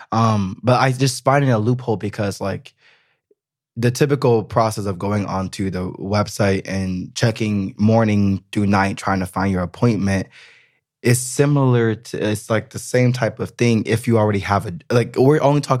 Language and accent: English; United States; moved away as an adult; now in Berlin, Germany; I'm I'm American. You know, like at the end of the day, it's I, an identity. Yeah, thing. it is. I mean, my family lives in America. Like, I want to always be able to go back to America. You know, one day I will probably live in America again.